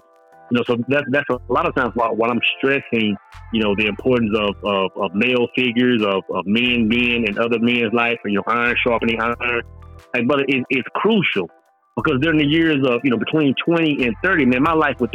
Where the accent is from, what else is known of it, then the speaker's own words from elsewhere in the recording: East Texas, United States; moved away as an adult; also born or lived in Oklahoma; growing up in East Texas, man, I felt like outside of East Texas, like that was the end of the world